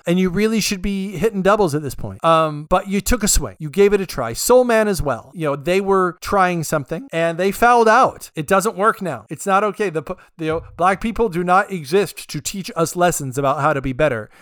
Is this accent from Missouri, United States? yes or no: no; California, United States; I'm from California